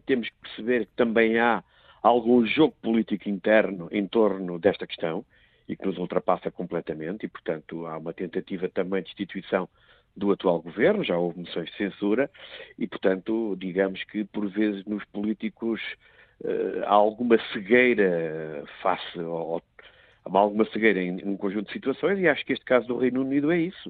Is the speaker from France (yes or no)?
no; Portugal; como português